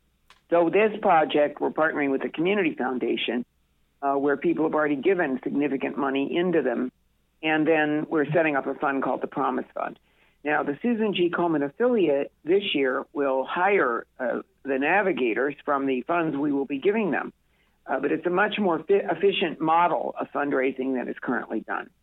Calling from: Newport, Rhode Island, United States; I'm calling in actually from Newport.

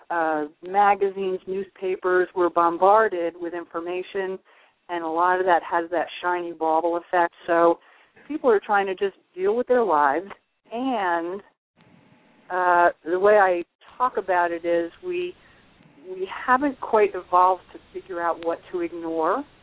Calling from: New York, United States; I'm in the Catskill Mountains.

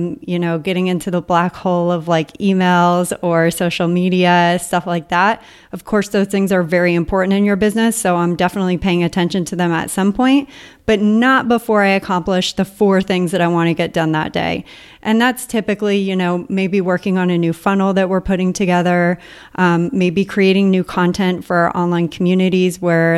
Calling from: Puerto Rico; from Entrepreneurs on Fire and I'm calling from Puerto Rico.

